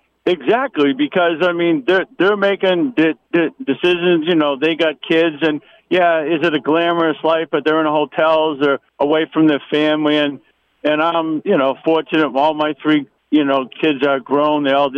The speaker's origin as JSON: {"language": "English", "town": "Boston", "region": "Massachusetts", "country": "United States", "moved": "yes", "said": "I'm originally from Boston."}